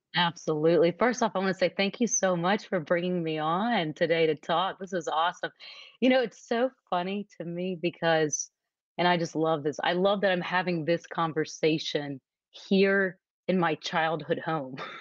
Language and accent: English; Nashville, Tennessee, United States; moved away as an adult; also born or lived in New York City / Dallas, Texas; I am originally from Nashville, Tennessee, and I'm actually here in Nashville today at my childhood home